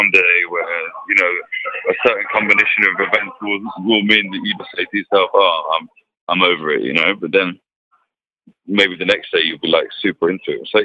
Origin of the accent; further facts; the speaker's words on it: Leicester, East Midlands, United Kingdom; moved away as an adult; now in France; I'm from Leicester, England. I'm English, but I've been living in France for 7 years now